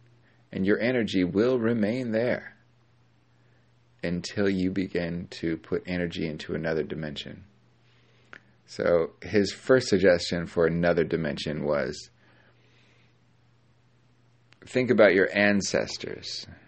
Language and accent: English; California, United States; born there; But I'm not. I'm from all over the place. And although I was born in SoCal, so maybe you get your accent when you're born.